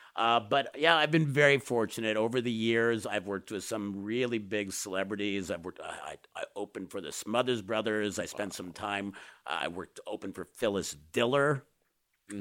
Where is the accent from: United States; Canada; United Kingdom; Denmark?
Canada; I'm a Canadian